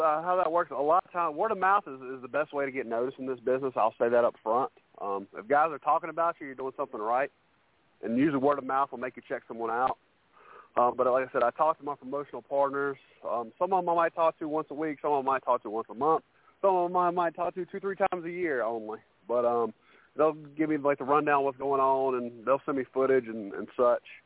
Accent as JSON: {"language": "English", "region": "Carolina", "country": "United States", "said": "I'm a Carolina boy"}